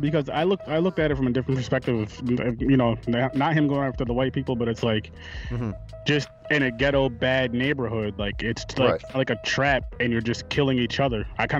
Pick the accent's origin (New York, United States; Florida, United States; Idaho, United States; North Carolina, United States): New York, United States; Schenectady; Yep, Schenectady. Not too far. Well, it's about 3 hours from the city, but yeah, I was born and raised here.